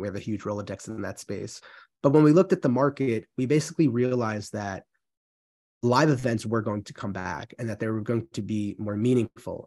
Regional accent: New York, United States; moved away as an adult; now in Central Massachusetts, United States; spent most of my life in New York

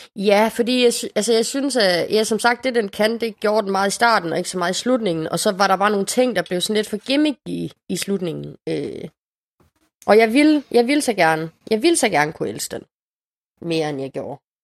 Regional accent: Casablanca, Casablanca-Settat, Morocco; now in Denmark; min hjemby i det nordafrikanske Casablanca

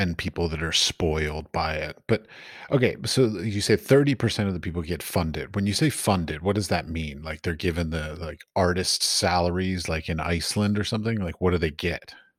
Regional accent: United States; I come from America, which is very capitalistic

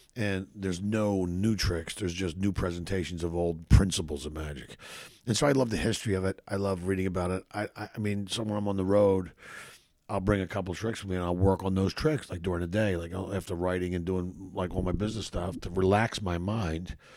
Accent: Philadelphia, Pennsylvania, United States; moved away as an adult; now in Los Angeles, United States; I grew up in Philadelphia, which is a fucking really tough fucking city

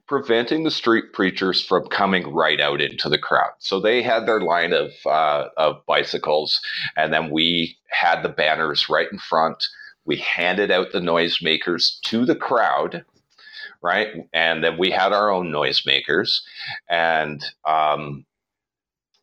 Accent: Hamilton, Ontario, Canada; moved away as an adult; I was born and raised in Hamilton. And I left there when I was about 21

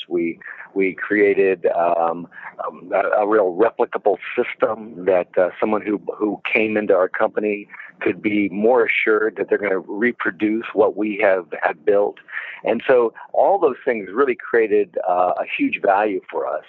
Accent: Florida, United States; also born or lived in Washington, D.C.; I grew up mainly in Florida

